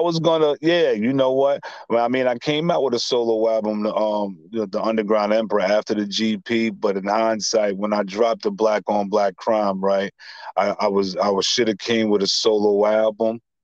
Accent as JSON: {"language": "English", "town": "New York City", "region": "New York", "country": "United States", "tie": "born or raised there", "said": "Born and raised in Staten Island"}